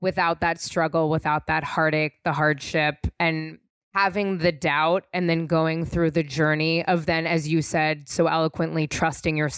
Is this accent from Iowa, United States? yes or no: no; San Francisco, California, United States; I'm also from San Francisco